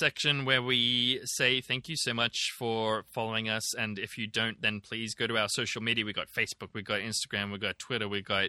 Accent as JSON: {"language": "English", "country": "Germany", "also_born_or_lived": "Ireland", "said": "So I'm from Germany. I've lived in Ireland and I visited Aotearoa/New Zealand, close enough."}